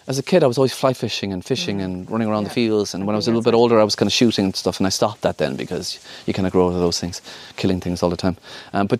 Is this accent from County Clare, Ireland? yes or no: yes; County Clare, Ireland; I'm from the countryside. I'm from Broughfield, County Clare. Duxy Maloney was my neighbour